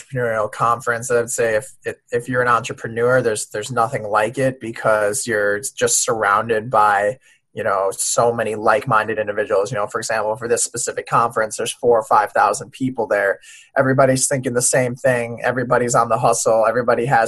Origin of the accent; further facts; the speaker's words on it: Minneapolis, Minnesota, United States; also born or lived in Paris, France; I grew up around the Minneapolis area in Minnesota